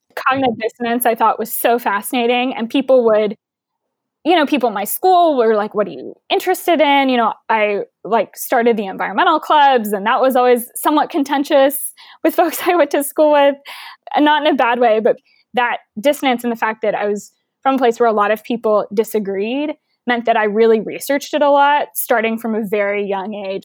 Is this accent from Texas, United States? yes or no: yes; Houston, Texas, United States; growing up in Houston